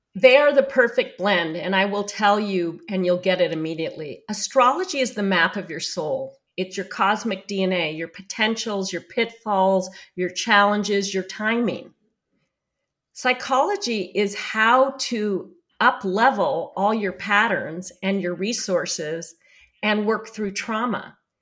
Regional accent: New York City, New York, United States; I'm Jewish from New York City

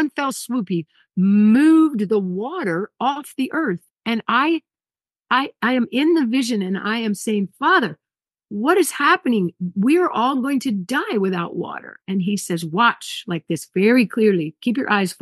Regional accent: Hawaii, United States; I'm from Hawaii, so I know about tsunamis

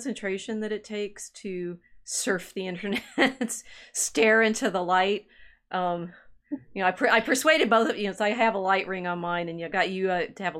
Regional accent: Texas, United States; moved away; also born or lived in New Mexico; I grew up in Texas, lived in New Mexico.

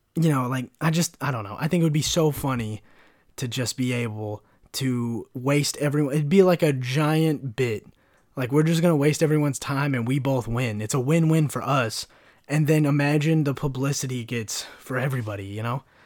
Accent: United States; I'm an American

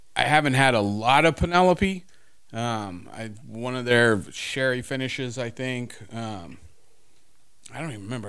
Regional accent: Houston, Texas, United States; I was born in Houston, but, um, yeah, it's, you know, us down here in South Texas

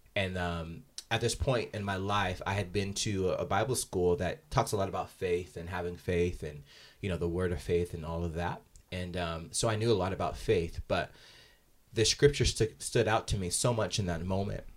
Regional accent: Salt Lake City, Utah, United States; growing up in Salt Lake, the, the primary religion here is the L D S faith

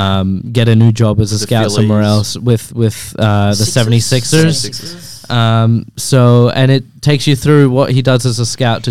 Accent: Scotland, United Kingdom; now in Australia; I'm Scottish.

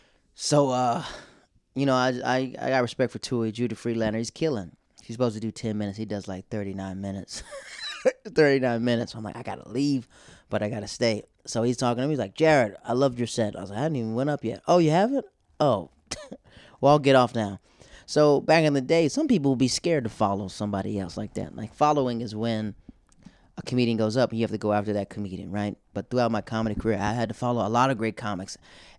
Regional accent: the South, United States; moved away; I'm from the South, so we have church revivals in this tent.

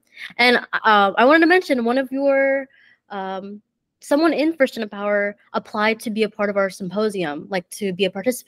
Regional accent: Georgia, United States; I'm from Georgia

